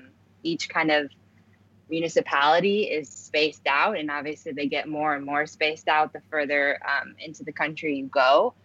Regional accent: Chicago, Illinois, United States; moved away as an adult; now in New York, United States; my hometown outside of Chicago.

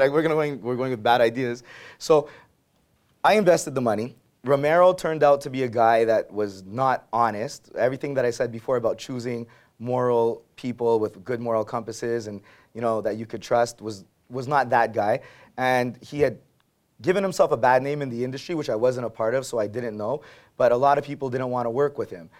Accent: Montreal, Quebec, Canada; I grew up in Verdun

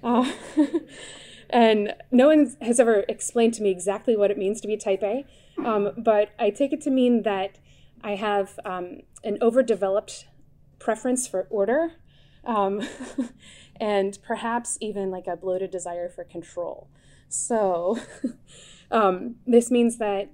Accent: Connecticut, United States; I grew up in Connecticut

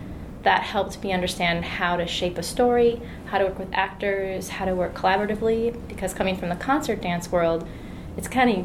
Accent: Minnesota, United States; born or raised there

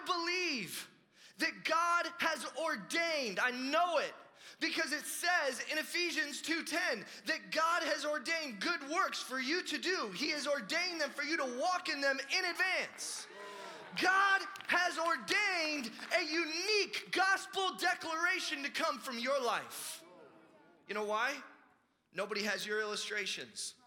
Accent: Denver, Colorado, United States; I was born in Denver.

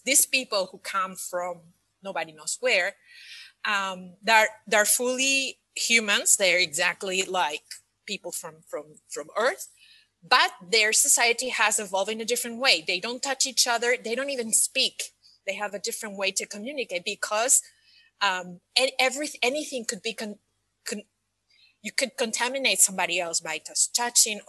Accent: Spain; moved away as an adult; also born or lived in Scotland / United States / Paris, France; now in Dubai, United Arab Emirates; I am originally from Spain, and I lived most of my adult life outside of my country.

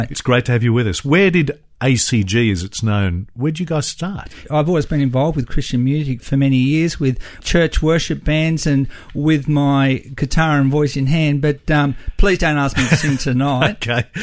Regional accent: Australia; We're Aussie and we're not ashamed of being Aussie.

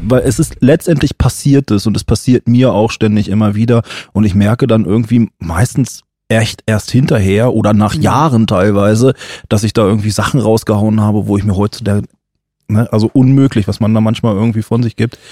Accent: Germany; als Weißer als Deutscher

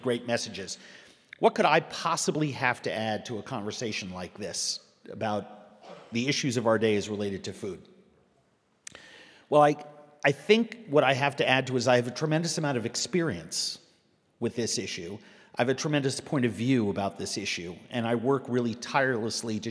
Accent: New York City, New York, United States; moved away as an adult; also born or lived in Minneapolis, Minnesota; now in Minnesota, United States; I grew up in New York City, but I consider myself Minnesotan. I've lived here for 24 years.

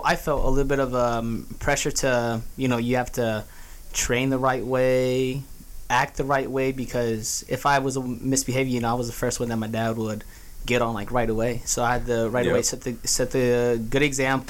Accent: Houston, Texas, United States; I'm originally from Houston, Texas. I grew up here

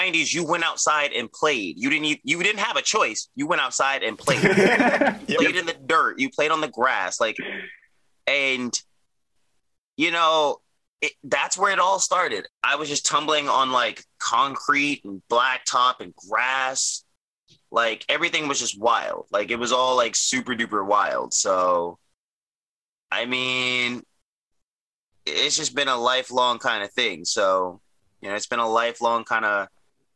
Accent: Arlington, Virginia, United States; also born or lived in Alexandria, Virginia; I was born and raised in the United States, more specifically Arlington, Virginia.

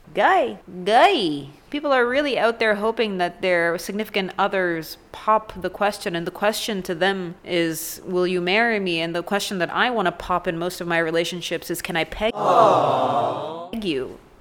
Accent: Canada; I'm from Canada.

